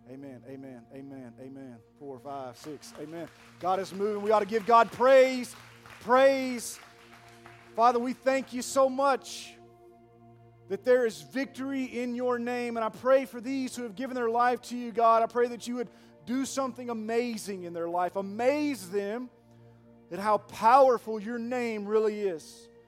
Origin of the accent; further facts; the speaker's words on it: Pearl, United States; I'm from Pearl